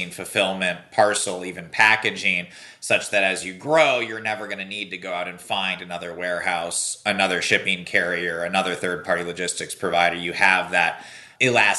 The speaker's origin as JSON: {"language": "English", "area": "Silicon Valley", "region": "California", "country": "United States", "tie": "born or raised there", "said": "I grew up here in Silicon Valley"}